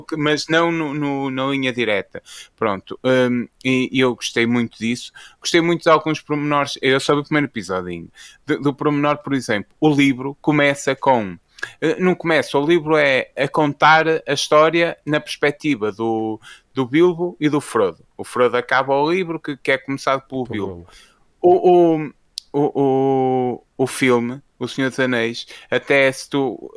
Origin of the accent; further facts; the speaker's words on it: Portugal; Nós, enquanto portugueses